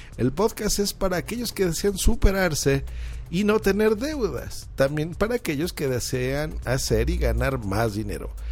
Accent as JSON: {"language": "Spanish", "region": "Mexico City", "country": "Mexico"}